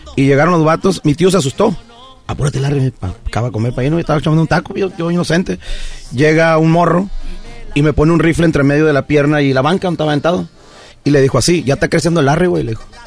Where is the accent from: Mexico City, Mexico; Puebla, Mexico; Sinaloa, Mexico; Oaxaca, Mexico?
Sinaloa, Mexico; Pueblos Unidos, Estación Obispo; now in United States; yo obviamente crecí en Pueblos Unidos, Estación Obispo